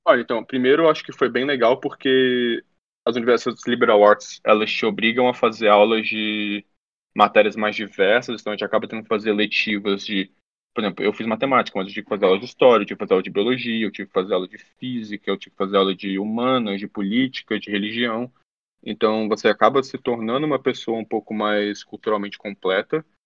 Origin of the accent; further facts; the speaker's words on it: Brasília, Federal District, Brazil; also born or lived in Harvard, United States; eu sou de Brasília, eu vim da escola pública